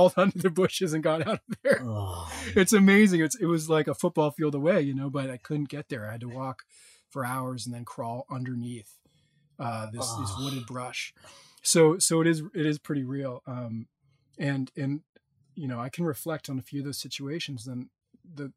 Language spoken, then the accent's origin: English; New England, United States; now in California, United States; I'm from New England